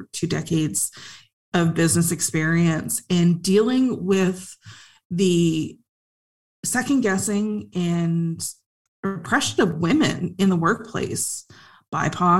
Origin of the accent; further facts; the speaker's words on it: Canada; so I'm Canadian, so I went to school at Carleton University and Athabasca University